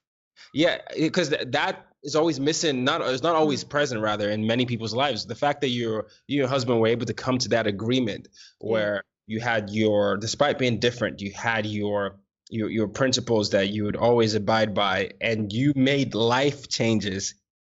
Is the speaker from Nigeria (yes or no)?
yes; Nigeria; because my parents are Nigerian. Well, I mean, we're all Nigerian